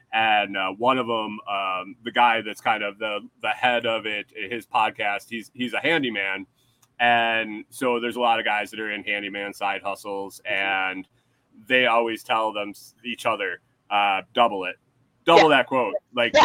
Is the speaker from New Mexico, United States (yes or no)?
no; New York, United States; also born or lived in Minnesota; now in Texas, United States; I'm from New York